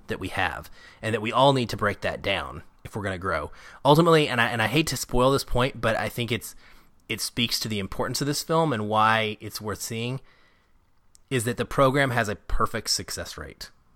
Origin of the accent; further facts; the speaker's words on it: Arkansas, United States; now in Seattle, United States; I grew up in Arkansas